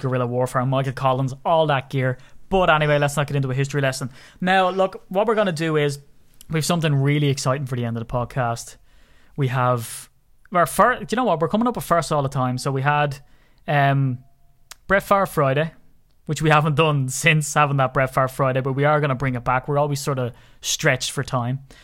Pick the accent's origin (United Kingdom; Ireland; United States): Ireland; I'm Irish